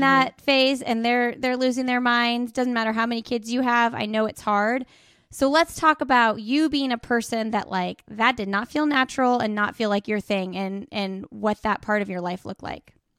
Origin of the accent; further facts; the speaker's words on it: Indianapolis, Indiana, United States; moved away; I'm, uh, originally from Indianapolis